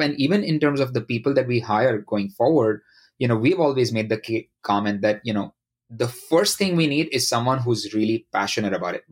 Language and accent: English; India; moved away as an adult; now in United States; I grew up uh, in India.